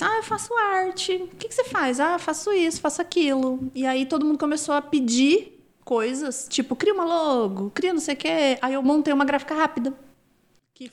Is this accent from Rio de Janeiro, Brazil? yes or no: no; Londrina, Paraná, Brazil; moved away as an adult; also born or lived in Rondônia; Eu nasci numa cidade no interior do Paraná, perto de Londrina. Tinha 3 mil habitantes